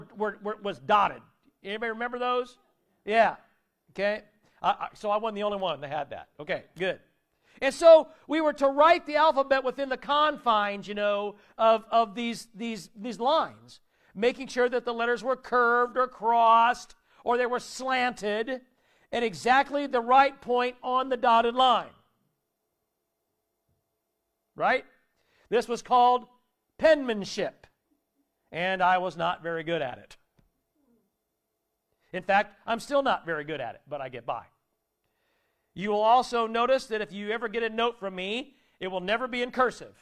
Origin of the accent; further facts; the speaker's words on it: Warsaw, Indiana, United States; also born or lived in South Bend, Indiana; we moved from South Bend to Warsaw, but both sets of grandparents were still in town